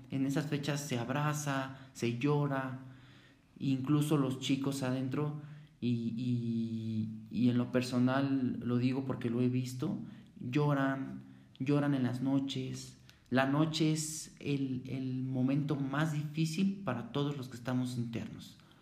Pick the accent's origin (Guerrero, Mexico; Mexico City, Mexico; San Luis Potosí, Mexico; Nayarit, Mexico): Mexico City, Mexico; Yo soy de la Ciudad de México, soy de una colonia. La colonia se llama Santa María la Ribera